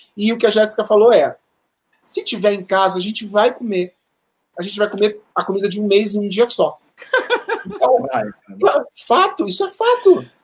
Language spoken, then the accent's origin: Portuguese; Rio de Janeiro, Brazil; moved away as an adult; now in São Paulo, Brazil; Eu sempre morei, né, a, a, vida quase toda no Rio de Janeiro. 2007, 2008 eu morei aqui, mas fora isso e agora eu morei a minha vida toda no Rio de Janeiro.